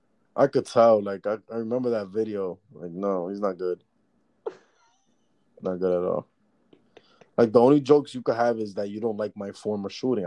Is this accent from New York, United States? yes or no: yes; New York, United States; I'm from New York.